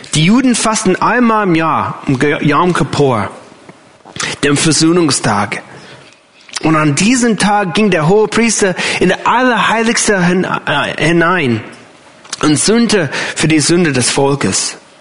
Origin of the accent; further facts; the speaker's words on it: United States; German is a second language; moved away as an adult; now in Germany; für mich als Amerikaner